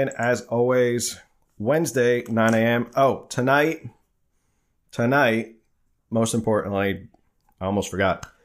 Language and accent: English; New Jersey, United States; I'm an East Coaster. I'm a, I'm from New Jersey originally, so you know people are always like, "Where did your accent go? Where did you lost your accent?"